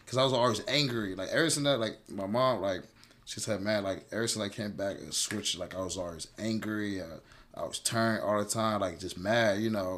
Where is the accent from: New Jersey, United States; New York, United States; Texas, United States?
Texas, United States; Houston; born or raised there; also born or lived in Cincinnati, Ohio